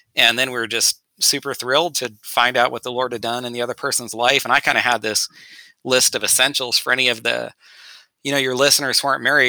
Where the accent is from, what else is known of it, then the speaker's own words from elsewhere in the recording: Northern California, United States; we grew up together in Northern California